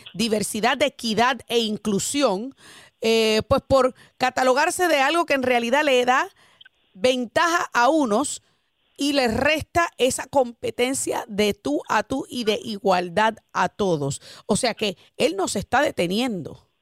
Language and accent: Spanish; Boston, Massachusetts, United States; moved away as an adult; now in Florida, United States; yo me crié en Boston y estudié en una universidad en Boston